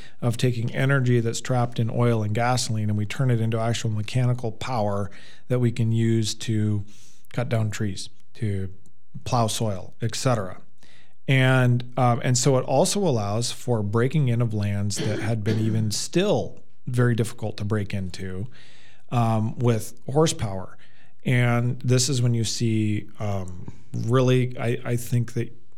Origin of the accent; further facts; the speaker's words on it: Boone, Iowa, United States; where I grew up in Boone, Iowa, we had coal mines there.